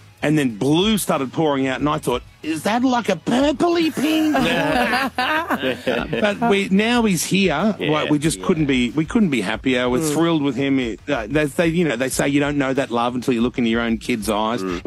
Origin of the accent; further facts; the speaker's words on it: Brisbane, Queensland, Australia; now in Sydney, Australia; when I grew up in Brisbane. I was homeless in Brisbane for a lot of years. As a young teenage boy